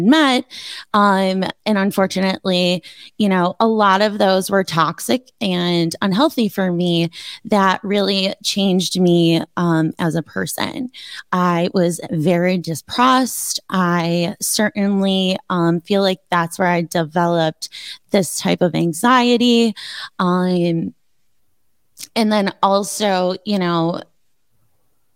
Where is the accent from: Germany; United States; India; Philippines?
United States; Buffalo, New York; I grew up in the South Towns, which is, so he was a North Town kid. I was a South Town kid